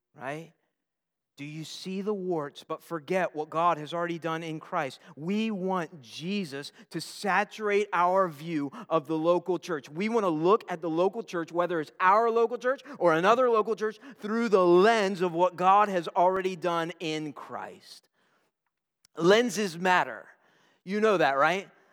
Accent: Newport News, Virginia, United States; I'm a Newport News boy, uh, born and bred

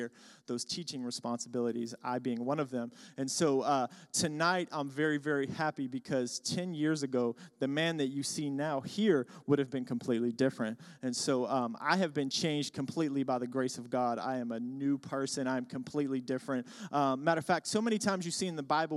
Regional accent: Pittsburgh, Pennsylvania, United States; I'm from Pittsburgh, so go Steelers

